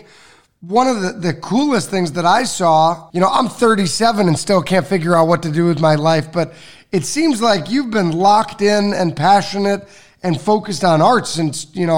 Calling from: Miami, Florida, United States; I'm calling from Miami.

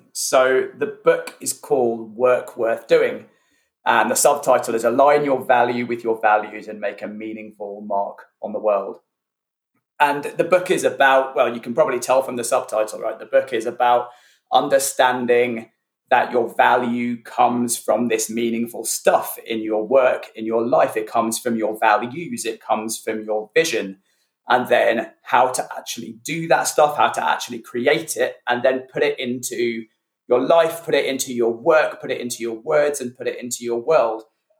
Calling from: near Reading, South East England, United Kingdom; Calling in from near Reading in the UK.

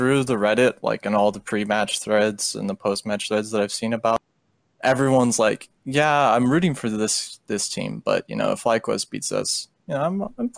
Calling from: Dallas, Texas, United States

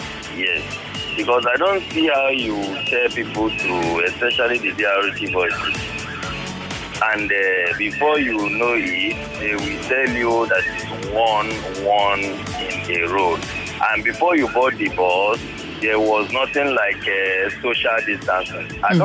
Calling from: Ikorodu, Lagos, Nigeria; calling from Ikorodu.

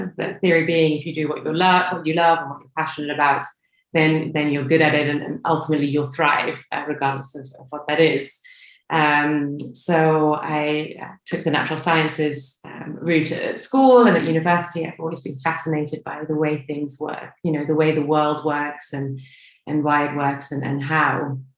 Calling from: Stockholm, Stockholm County, Sweden; I'm calling you from Stockholm this morning

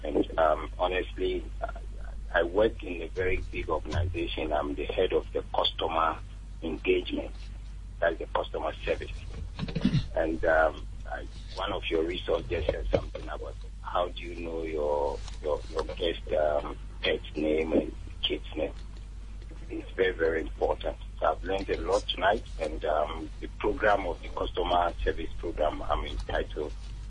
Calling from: Teshi, Abidjan, Côte d’Ivoire

